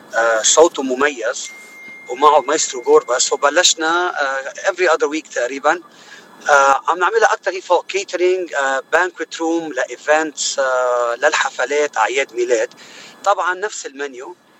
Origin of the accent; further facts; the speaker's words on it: Choueifat, Mount Lebanon, Lebanon; moved away as an adult; also born or lived in Gharifeh; now in United States; أنا الأصل من آه، لبناني أكيد الأصل من منطقة بالجبل اسمها غريفة آه كنت مقيم بس آه، بشويفات اللي هي محيط بيروت